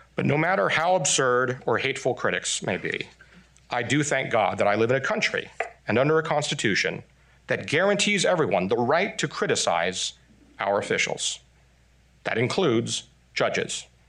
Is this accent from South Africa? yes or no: no; Taiwan; also born or lived in Texas, United States; now in United States; I'm Taiwanese by birth, Texan by marriage, but most importantly, I'm American by choice.